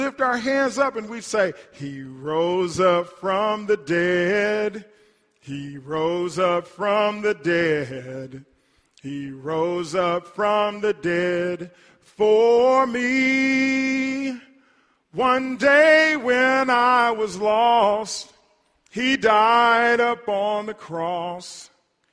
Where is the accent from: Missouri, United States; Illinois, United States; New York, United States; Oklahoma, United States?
Oklahoma, United States; Hartshorne; When I was growing up in Hartshorne, and when we would go to church at Mount Nebo Baptist Church, my childhood, my home church